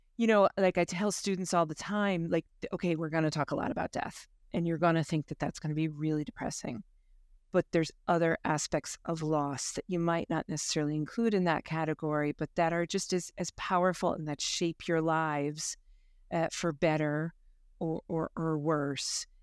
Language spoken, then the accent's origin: English; United States; moved away as an adult; also born or lived in Limerick, Ireland; now in Ireland; born and bred in the States